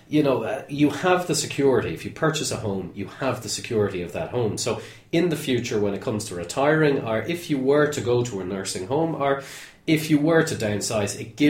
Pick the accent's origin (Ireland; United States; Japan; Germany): Ireland; being Irish